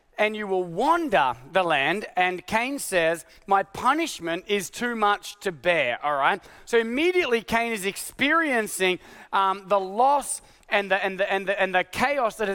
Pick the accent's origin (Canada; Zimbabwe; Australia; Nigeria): Australia; now in United States; my Australian passport